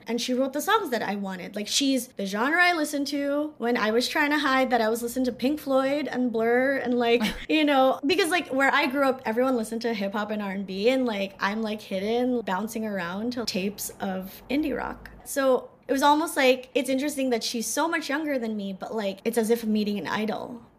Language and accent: English; Philippines; In my experience about being Filipino, first of all, living in Northern England, a lot of people didn't know the Philippines existed.